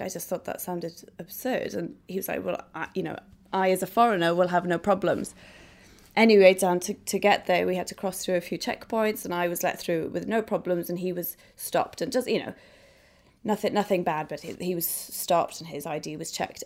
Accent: Idola, Wales, United Kingdom; I came from Idola, a little, you know, hamlet in Wales.

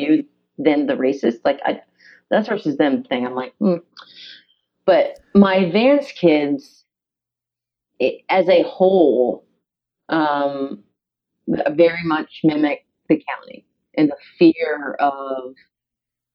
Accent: Chesterfield, Virginia, United States; I grew up in Chesterfield, which isn't any different than Hanover

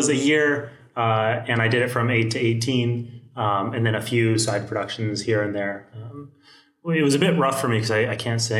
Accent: El Segundo, California, United States; El Segundo, California.

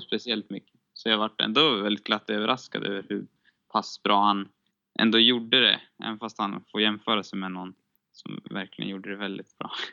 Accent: Sweden; som svensk

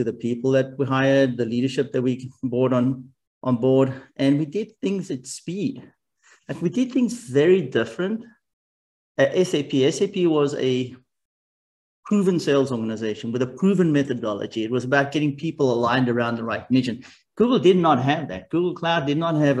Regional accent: South Africa; moved away; also born or lived in Japan / Germany / United States; I grew up in South Africa

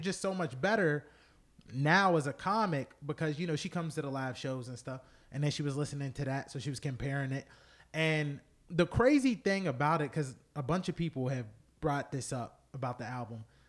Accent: United States; We're American, and I'm Black American

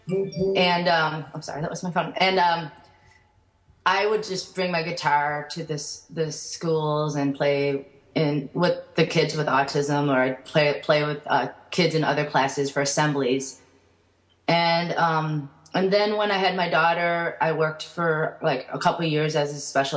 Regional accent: United States; born in the United States, and they emigrated a year before I was born.

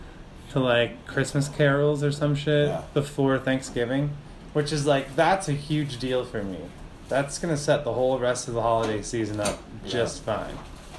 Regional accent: Wales, United Kingdom; I'm from Wales, and that's just how we say it there.

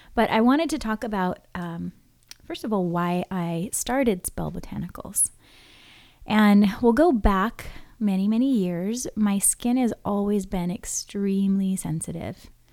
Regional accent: Hawaii, United States; growing up in Hawaii

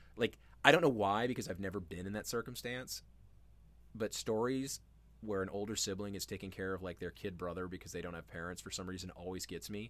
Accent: Charleston, South Carolina, United States; I grew up in Charleston

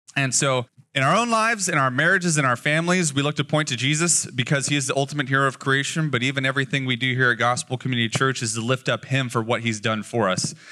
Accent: Las Vegas, Nevada, United States; moved away as an adult; now in Eugene, United States; I was born and raised in Vegas, so the sun bullied me for the first twenty-two years of my life

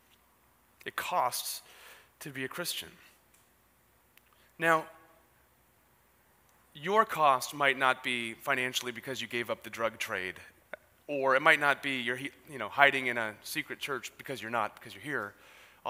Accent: San Diego, California, United States; I grew up in Ocean Beach

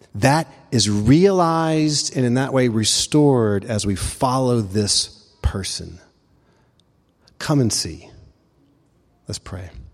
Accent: Memphis, Tennessee, United States; now in Asheville, United States; he and I grew up in Memphis

